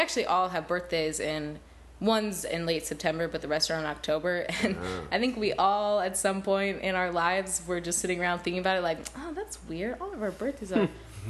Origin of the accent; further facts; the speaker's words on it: Palo Alto, California, United States; Valley, Palo Alto area.